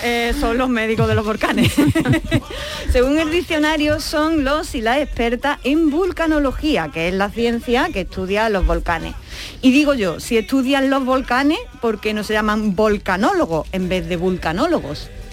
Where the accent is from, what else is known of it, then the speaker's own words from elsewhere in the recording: Andalusia, Spain; no solo somos andaluces